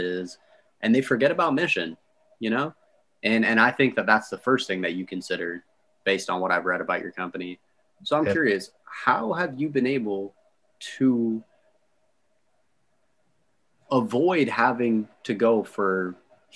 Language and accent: English; Canada; I'm Canadian